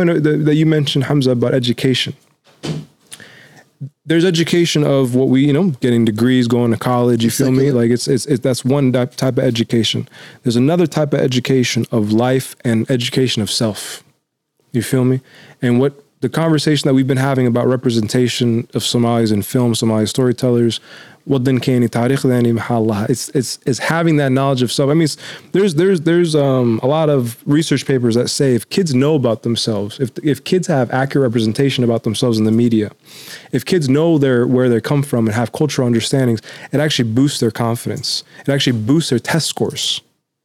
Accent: United States; also born or lived in Mombasa, Kenya; I was born in Mombasa, refugee camp of Tangakurasha, and then we came to the States.

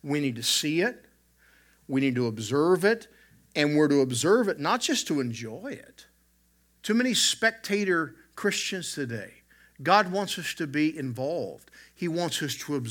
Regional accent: the South, United States; I grew up in the South

